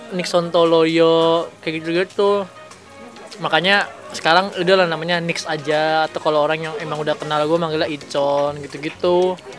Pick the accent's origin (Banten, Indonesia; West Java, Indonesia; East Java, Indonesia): Banten, Indonesia; Serang; also born or lived in Jakarta / Medan (ancestry); gua tuh orang Medan, tapi lahir di Jakarta dan besar di Banten, kan. Dan gua belum pernah ke Medan